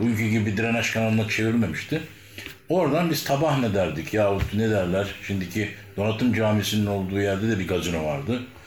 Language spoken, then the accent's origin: Turkish; Adapazarı, Sakarya, Turkey; biz Adapazarı'nın yerlisi dediği insanlardayız